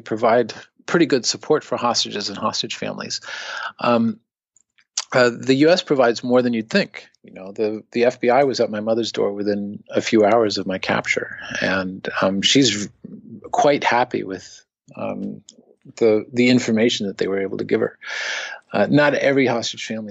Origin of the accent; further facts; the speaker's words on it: United States; as an American